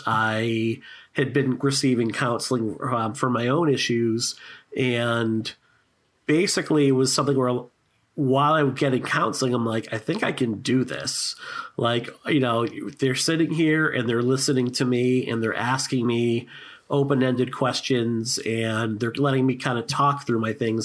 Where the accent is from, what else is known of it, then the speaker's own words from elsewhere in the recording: Boston, Massachusetts, United States; Boston, Massachusetts